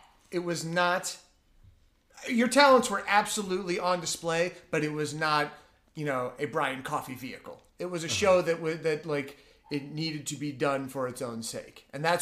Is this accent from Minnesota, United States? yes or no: no; New York, United States; moved away as an adult; now in California, United States; We're both from New York.